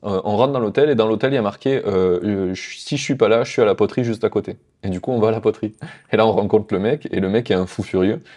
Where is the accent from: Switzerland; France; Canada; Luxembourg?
France